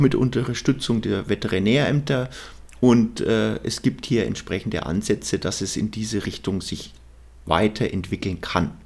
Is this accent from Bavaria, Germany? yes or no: yes; Bavaria, Germany; bei uns in Bayern